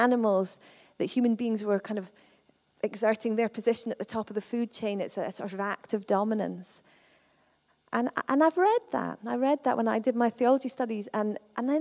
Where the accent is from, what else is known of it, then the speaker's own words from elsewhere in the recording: Perth, Scotland, United Kingdom; I come from Perth.